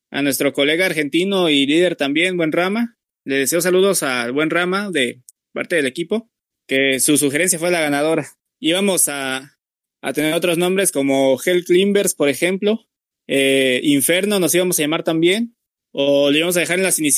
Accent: Mexico; nosotros como mexicanos, fíjate, recordamos esa, muy memorable eh, victoria

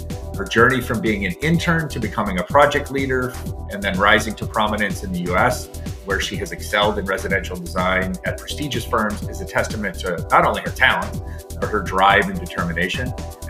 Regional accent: Chicago, Illinois, United States; I was born and raised in Chicago.

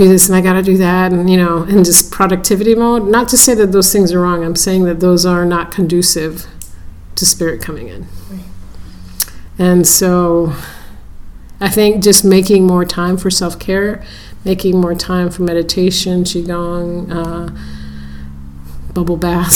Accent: San Francisco, California, United States; I was born and raised in San Francisco area.

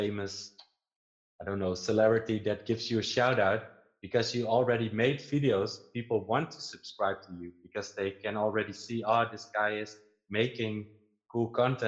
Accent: Netherlands; English is a second language; I'm from the Netherlands

